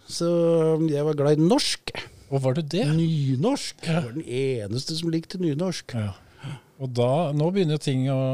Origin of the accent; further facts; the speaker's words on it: Drammen, Buskerud, Norway; Og så er jeg ekte drammenser. Det tror jo kanskje ikke folk ut ifra målet mitt, men det så kan sette skylda på mye farting i Hallingdal og